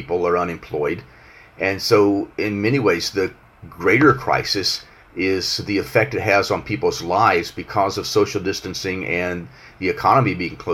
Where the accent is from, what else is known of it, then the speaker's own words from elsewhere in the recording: United States; I'm an American and I live here